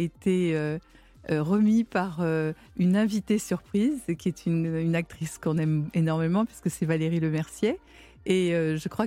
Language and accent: French; Provence-Alpes-Côte d'Azur, France; moi, je suis des Alpes-Maritimes